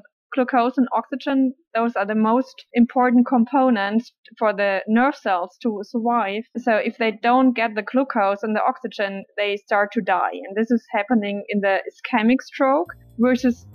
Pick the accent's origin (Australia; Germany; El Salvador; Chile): Germany; I'm from Germany. I grew up in Germany